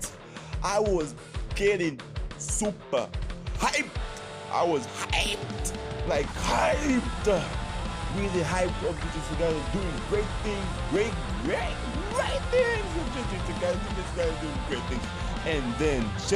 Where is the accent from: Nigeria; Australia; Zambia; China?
Zambia; Lusaka, Lusaka Province; I came all the way from Lusaka, Zambia.